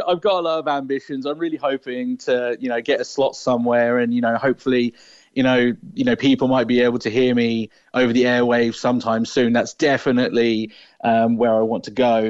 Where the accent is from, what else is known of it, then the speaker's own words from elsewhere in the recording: England, United Kingdom; now in Cork, Ireland; I'm originally from England, but I moved to Ireland